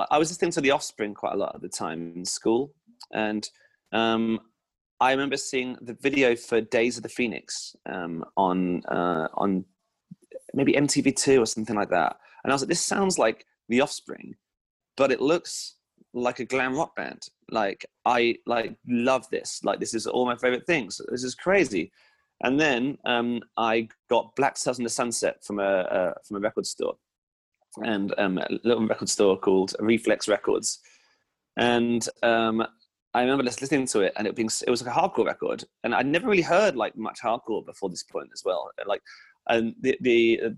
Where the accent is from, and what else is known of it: Hampshire, South East England, United Kingdom